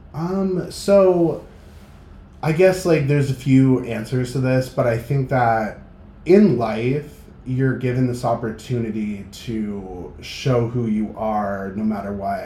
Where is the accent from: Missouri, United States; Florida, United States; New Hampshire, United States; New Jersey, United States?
New Hampshire, United States; Manchester; now in Boston, United States; I grew up in Manchester, New Hampshire